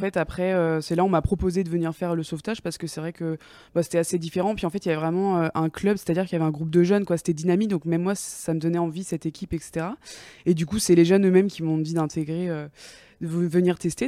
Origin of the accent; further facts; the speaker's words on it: Angers, Pays de la Loire, France; moi du coup je viens de Angers de base, donc mhm. euh, un, petit, un petit village à côté d'Angers